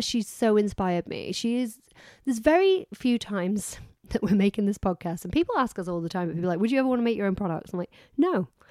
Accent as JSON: {"language": "English", "country": "United Kingdom", "said": "I'm British."}